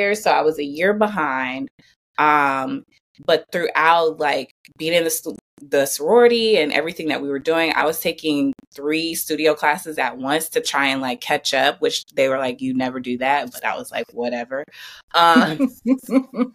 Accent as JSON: {"language": "English", "town": "Flint", "region": "Michigan", "country": "United States", "also_born_or_lived": "Georgia", "moved": "as an adult", "said": "I'm from Flint, Michigan. So I'm from a small town in the Midwest."}